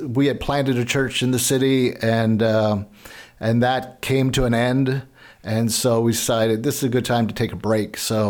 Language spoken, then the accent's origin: English; Lebanon County, Pennsylvania, United States; moved away; also born or lived in Baltimore / Ohio; I grew up in Lebanon County, just north of Lancaster County.